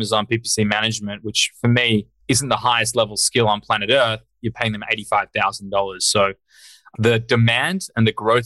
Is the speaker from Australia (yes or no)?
yes; Australia; moved away as an adult; now in United States; I'm Australian originally. I grew up over there.